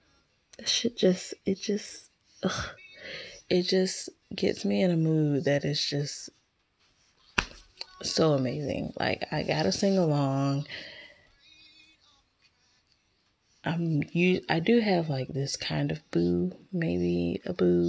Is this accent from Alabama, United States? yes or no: yes; Alabama, United States; I'm from Alabama